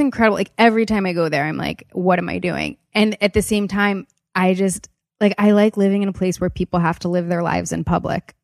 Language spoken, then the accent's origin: English; Wilmington, Delaware, United States; also born or lived in Los Angeles; I grew up in Wilmington, Delaware.